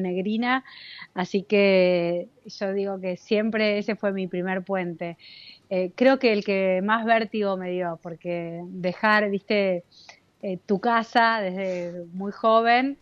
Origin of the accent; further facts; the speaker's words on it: Cipolletti, Río Negro, Argentina; moved away; also born or lived in La Plata; cuando me fui de Cipoletti, em, me fui a vivir a La Plata